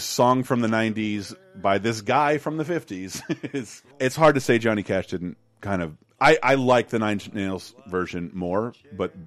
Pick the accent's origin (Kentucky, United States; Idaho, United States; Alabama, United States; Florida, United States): Florida, United States; Tallahassee; born or raised there